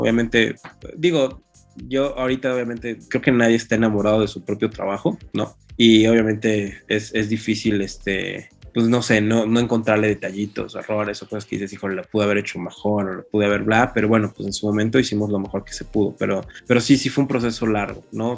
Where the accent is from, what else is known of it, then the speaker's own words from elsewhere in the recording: Mexico City, Mexico; los dos somos chilangos y estábamos aquí